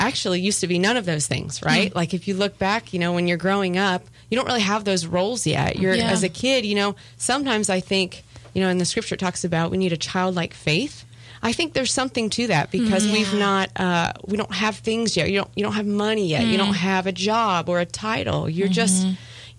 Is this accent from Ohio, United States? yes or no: yes; Ohio, United States; moved away as an adult; also born or lived in Tennessee; I moved away from Ohio to go to the University of Tennessee